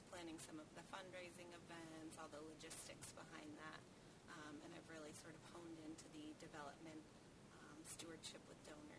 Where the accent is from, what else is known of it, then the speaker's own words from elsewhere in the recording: Hull, Massachusetts, United States; Born and raised in Hull, and I still live there now.